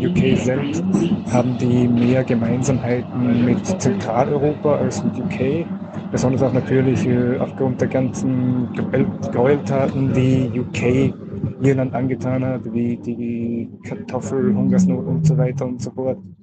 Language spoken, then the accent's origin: German; Austria; als Österreicher